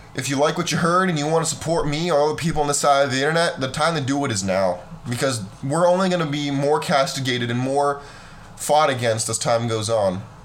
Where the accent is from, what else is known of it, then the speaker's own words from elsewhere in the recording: California, United States; I grew up in California